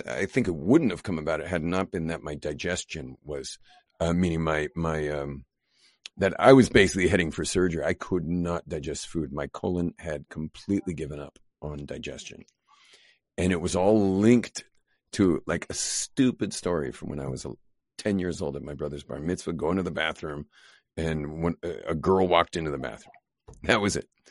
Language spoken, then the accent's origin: English; Los Angeles, California, United States; now in Israel; I grew up in Los Angeles.